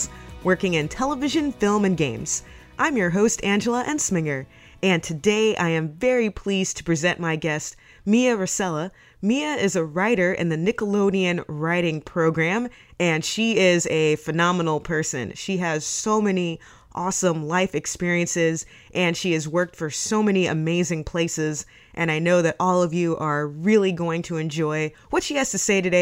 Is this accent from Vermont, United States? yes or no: no; Houston, Texas, United States; also born or lived in Sugar Land, Texas; I grew up in Houston and Sugar Land